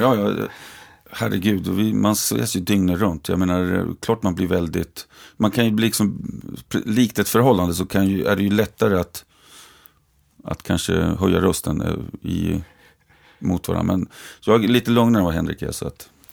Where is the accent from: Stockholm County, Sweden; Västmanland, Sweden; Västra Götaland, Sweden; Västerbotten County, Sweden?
Västmanland, Sweden; Västerås; jobbat på ABB fortfarande eftersom jag är från Västerås